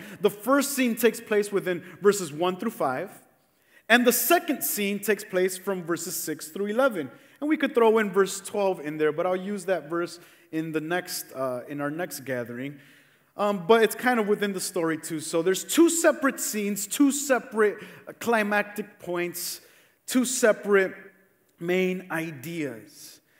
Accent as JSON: {"language": "English", "town": "Cicero", "region": "Illinois", "country": "United States", "said": "a lot of us here that live in Cicero"}